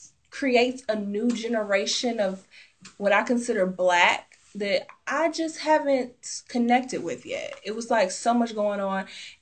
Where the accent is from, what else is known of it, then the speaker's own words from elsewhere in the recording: the South, United States; because I'm from the South